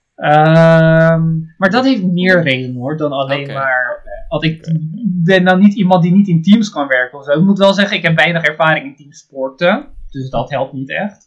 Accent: Netherlands; also born or lived in Japan; Ik kom uit Nederland

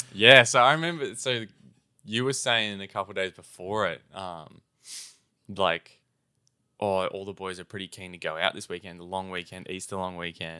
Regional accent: Australia; we're not quite as Australian as everyone else

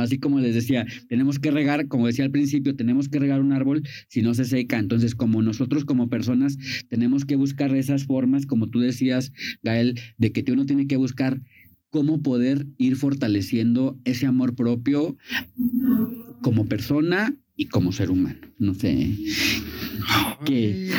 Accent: Vicente Guerrero, Mexico; yo soy de Vicente Guerrero

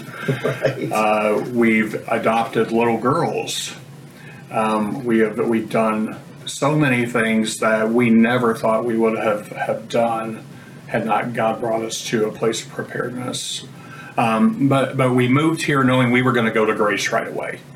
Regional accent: Greensburg, Indiana, United States; I grew up in Greensburg, Indiana

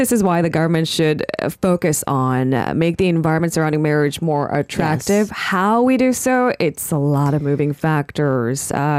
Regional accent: Silicon Valley, California, United States; moved away as an adult; now in Seoul, South Korea; I grew up in Silicon Valley.

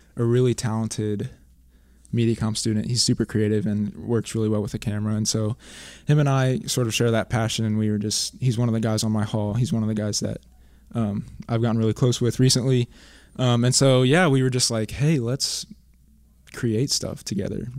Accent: Cincinnati, Ohio, United States; moved away as an adult; now in Wilmore, United States; I'm from Cincinnati

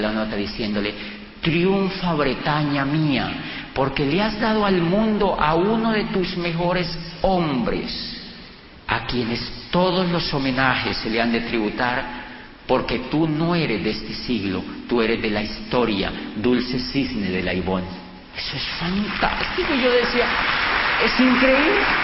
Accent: Colombia; yo vengo de Colombia

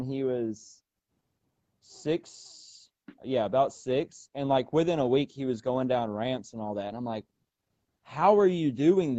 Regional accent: Enterprise, Alabama, United States; where I grew up here in South Alabama, I lived out in the country

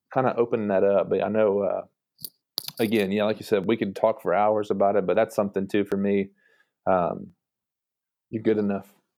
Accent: Brentwood, Tennessee, United States; moved away as an adult; also born or lived in Mexico; now in Chattanooga, United States; I'm from Brentwood, so a Brentwood kid

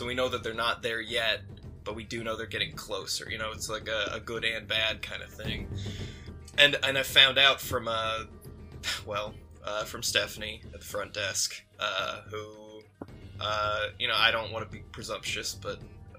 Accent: Australia; accent: Australian; That's me with the Australian accent. You know, I kind of just lost it. And now I don't know what to do.

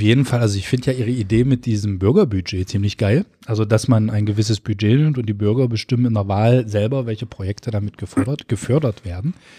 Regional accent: Köthen, Saxony-Anhalt, Germany; es ist hier halt meine Heimat

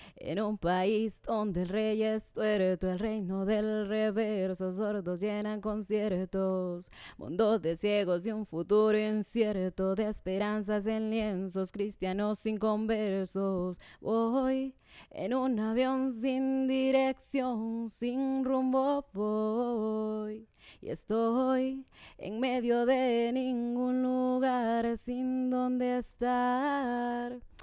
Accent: Tegucigalpa, Francisco Morazán, Honduras; soy de aquí, Teucigalpa, Honduras, eh, muy orgullosa de mi país. Em, pues en la escuela fue, me fue muy bien, en el al colegio. Em, bueno, nací en el barrio Laureles, un barrio en donde pues crecimos muchos

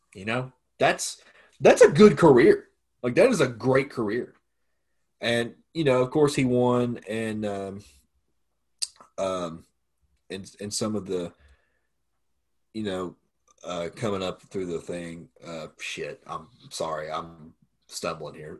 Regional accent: Bristol, United States; we're right from Bristol. Like we live like right out from Bristol Motor Speedway. Uh, that's where we're kind of all from

